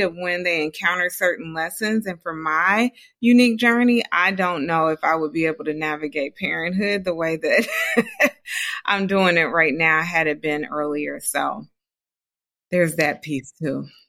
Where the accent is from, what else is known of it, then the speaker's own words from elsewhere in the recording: Dayton, Ohio, United States; moved away as an adult; I'm from Dayton, Ohio.